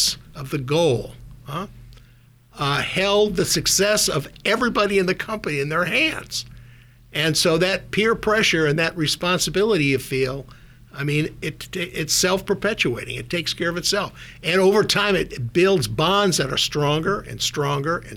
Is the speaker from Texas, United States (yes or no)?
no; Minot, North Dakota, United States; moved away as an adult; also born or lived in Minnesota; now in Silicon Valley, United States; I grew up in Minot, North Dakota, a town of about, at the time, 25, 30,000 people